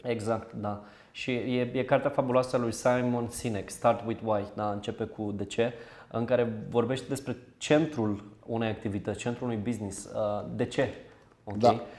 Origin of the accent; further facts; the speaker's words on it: Zimnicea, Teleorman County, Romania; sunt din Zimnicea, cel mai sudic oraș al României